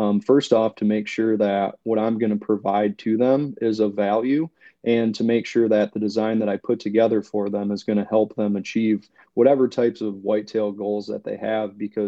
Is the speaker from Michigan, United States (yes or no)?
yes; Michigan, United States; moved away as an adult; now in Ohio, United States; I actually was born and raised in the northern lower peninsula of Michigan, and spent most of my life there. grew up, college, everything up there. And then a couple of years ago, my wife and I actually moved down to Ohio.